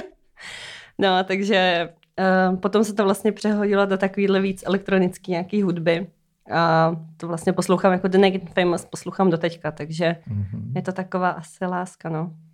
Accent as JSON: {"language": "Czech", "town": "Hobšovice", "region": "Central Bohemian Region", "country": "Czechia", "tie": "born or raised there", "said": "jsem z Hopšovic, eh, od Slanýho, tady kousek vlastně za okay. Prahou."}